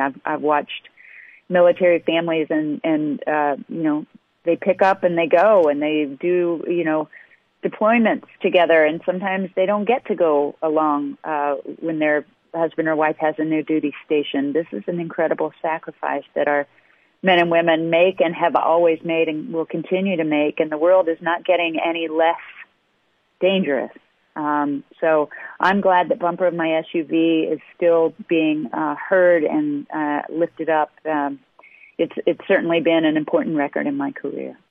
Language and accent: English; Midwest, United States; I'm from the Midwest